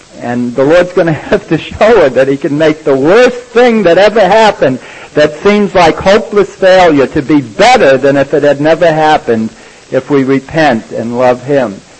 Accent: New York, United States; We're from New York

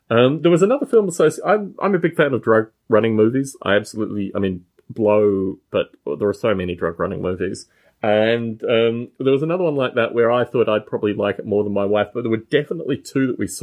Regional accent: Canberra, Australian Capital Territory, Australia; also born or lived in Adelaide / United Kingdom; now in California, United States; my hometown of Canberra, not Adelaide, but where I actually grew up for most of my childhood life.

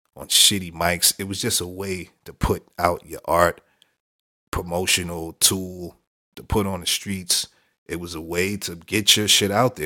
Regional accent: New York City, New York, United States; my hometown, Brooklyn

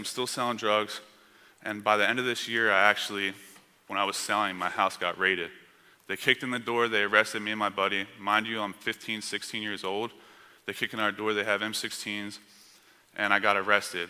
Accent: Camden, New Jersey, United States; I grew up on the East Coast. I grew up in a bad area. I was born in a city called Camden, New Jersey

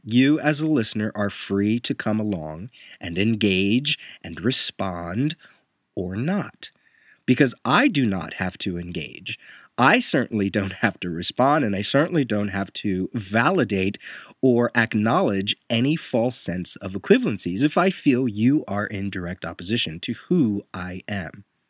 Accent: Puerto Rico; I am a Puerto Rican

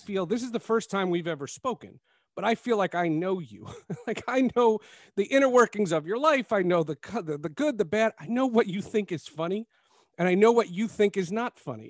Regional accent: New Jersey, United States; I'm from Jersey

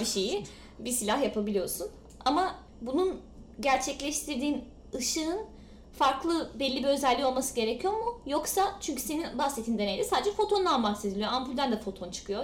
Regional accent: Denizli, Turkey; ben de zaten denizliyim.

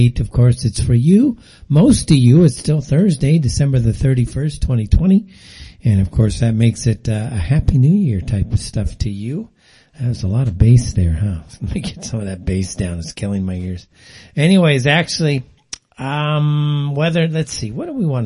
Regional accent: Pasadena, California, United States; I grew up in Pasadena

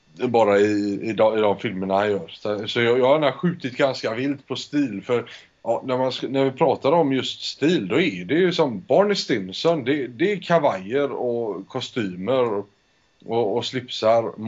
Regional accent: Spain; jag föddes i Spanien. Min mor är svensk, min far är spansk

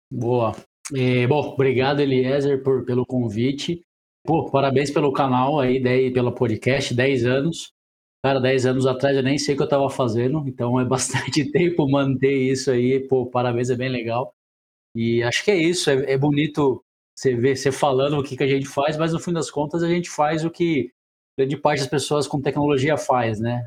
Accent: Brazil; accent: interior; moved away as an adult; also born or lived in Brasília / São Paulo; now in Rio de Janeiro, Brazil; eu sou do interior, deve estar tá percebendo pelo meu sotaque

